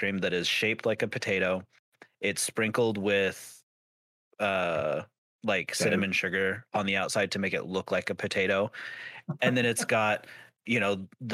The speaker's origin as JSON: {"language": "English", "region": "Idaho", "country": "United States", "said": "I'm from Idaho"}